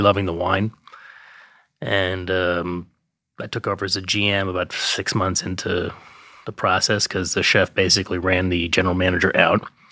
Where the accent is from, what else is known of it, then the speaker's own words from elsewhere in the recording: New York, United States; I grew up in Manhattan